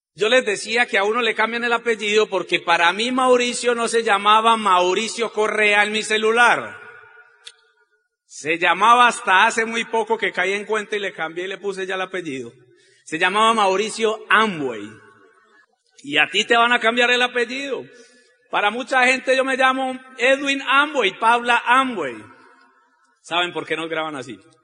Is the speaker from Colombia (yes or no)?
yes; Colombia